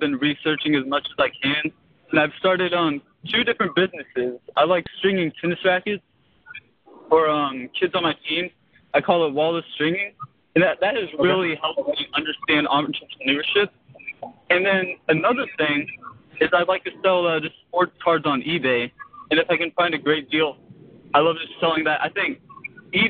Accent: Houston, Texas, United States; I'm from the Houston area.

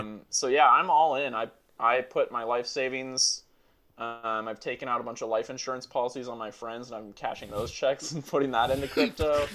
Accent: Oakland, California, United States; also born or lived in Dallas, Texas; I was born in Dallas, uh, which was like a complete bullshit reason to like them because I lived there for six months and then like spent my whole life in Oakland.

